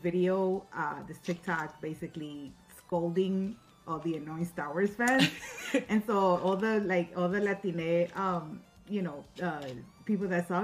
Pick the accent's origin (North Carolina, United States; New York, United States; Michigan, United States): New York, United States; New York City; I am from New York City, 40 years old.